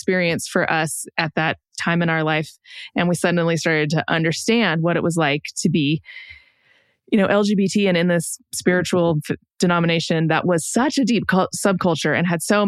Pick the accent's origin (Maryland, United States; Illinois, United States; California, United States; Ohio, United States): California, United States; San Diego; moved away as an adult; I grew up in San Diego, but actually all of their family are like Georgia, Tennessee, West Virginia, North Carolina